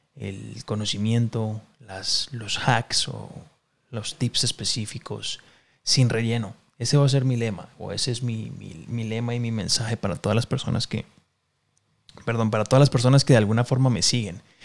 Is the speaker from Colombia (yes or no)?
yes; Cali, Valle del Cauca, Colombia; now in Mexico City, Mexico; Yo soy de Cali, Colombia. En este momento estoy viviendo en la Ciudad de México